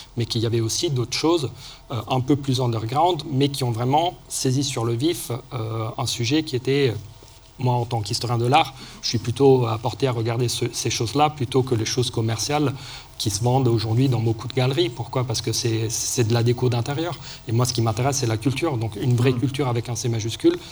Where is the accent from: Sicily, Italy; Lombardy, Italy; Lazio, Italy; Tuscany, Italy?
Lazio, Italy; Rome; moved away; j'ai grandi à Rome entre autres